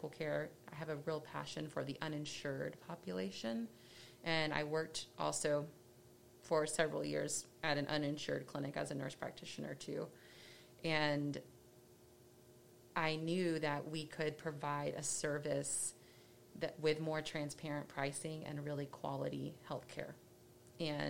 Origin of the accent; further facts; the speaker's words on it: Dallas, Texas, United States; I grew up in Dallas and went to a small school